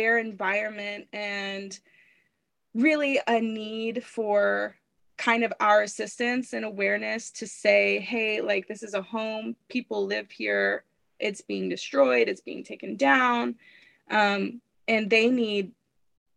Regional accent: Fort Worth, Texas, United States; I was born and raised in Fort Worth

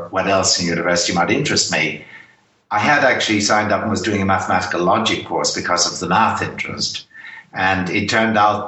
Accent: Ireland; accent: Irish; I'm Irish by background. It's probably obvious from my accent

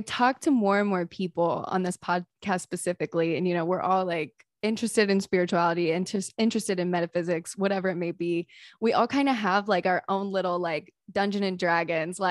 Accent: East Coast, United States; now in California, United States; I'm originally from the East Coast

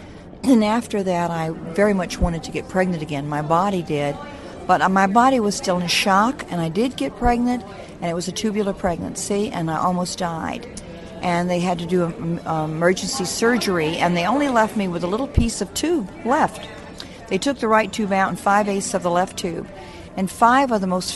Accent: Mississippi, United States; I'm from Mississippi, and my father was a veterinarian.

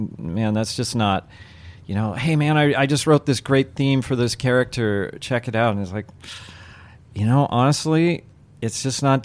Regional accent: Canada; now in Los Angeles, United States; I came from Canada

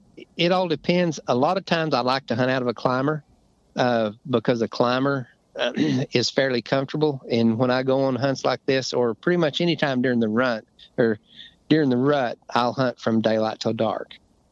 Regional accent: Arkansas, United States; another friend that I grew up hunting with in Arkansas.

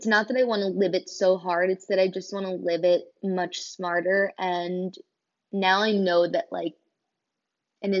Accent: Kobe Bryant's hometown, Pennsylvania, United States; Kobe Bryant grew up in my hometown.

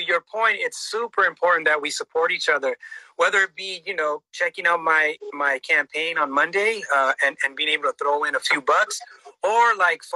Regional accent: Los Angeles, California, United States; moved away as an adult; now in Norwalk, United States; That's where I grew up

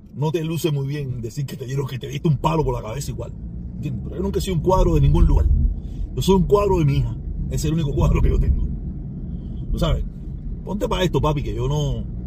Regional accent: Cuba; todos los cubanos somos hermanos

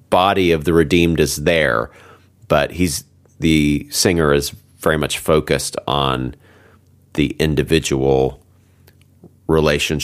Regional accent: United States; also born or lived in United Kingdom; I'm an American

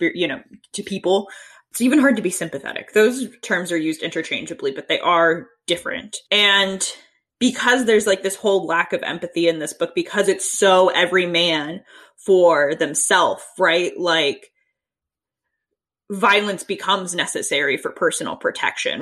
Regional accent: Sandy Hook, Connecticut, United States; moved away; Yeah, I'm from Sandy Hook, Connecticut

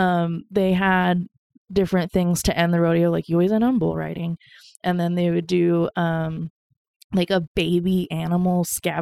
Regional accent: Oakley, Idaho, United States; now in Boise, United States; I grew up in Idaho, but I came here in 2009 in Du Boise. So yeah, I'm from Oakley, Idaho.

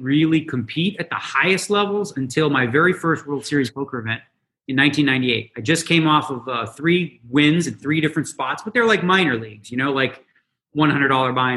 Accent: Toronto, Ontario, Canada; now in Las Vegas, United States; I grew up in Toronto, right? Born and raised.

